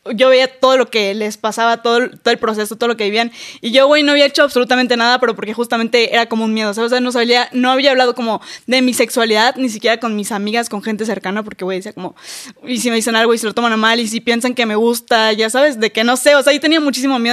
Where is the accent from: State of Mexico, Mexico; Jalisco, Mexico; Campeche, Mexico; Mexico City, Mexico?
Campeche, Mexico; yo soy de Campeche, que es un lugar muy chiquito